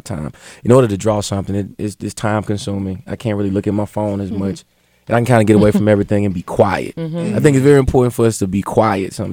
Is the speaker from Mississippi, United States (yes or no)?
yes; Meridian, Mississippi, United States; accent: southern drawl; moved away; I was raised in the Bible Belt, Meridian, Mississippi